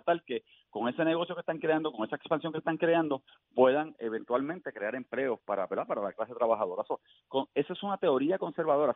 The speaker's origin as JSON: {"language": "Spanish", "country": "Puerto Rico", "said": "somos como pueblo puertorriqueño"}